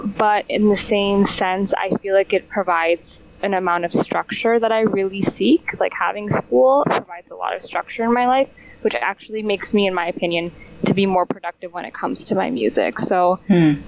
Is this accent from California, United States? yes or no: no; Detroit, Michigan, United States; moved away as an adult; also born or lived in Iran (parents); now in Chicago, United States; I grew up in Detroit, went to high school in the suburbs, and now I am currently based in Chicago.